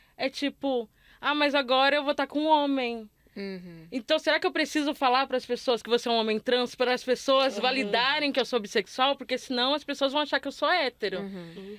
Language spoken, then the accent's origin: Portuguese; Northeast Region, Brazil; moved away as an adult; also born or lived in Rio de Janeiro; sou nordestina, mas eu cresci numa cidade de interior em que não tinha nada de movimento LGBT